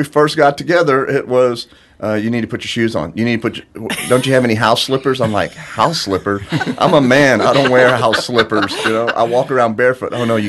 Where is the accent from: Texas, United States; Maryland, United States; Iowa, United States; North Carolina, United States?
Texas, United States; Corpus Christi; we grew up in Corpus. It was a beach town